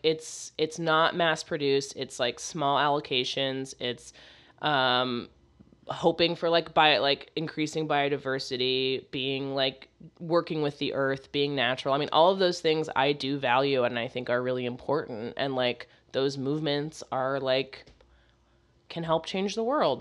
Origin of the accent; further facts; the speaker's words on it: United States; I'm American